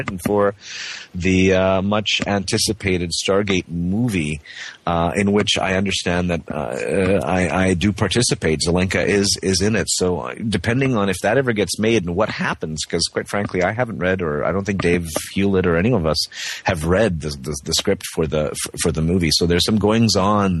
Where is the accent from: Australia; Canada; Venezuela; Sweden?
Canada; also born or lived in Prague, Czech Republic; I am Czech. I was born in Prague. I speak Czech at home here with my family. But because I grew up on the West Coast, I don't have the accent native to me